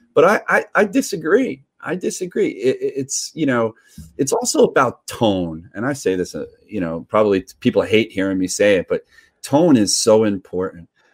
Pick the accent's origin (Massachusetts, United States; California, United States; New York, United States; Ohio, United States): New York, United States; also born or lived in Redondo Beach; I'm from New York.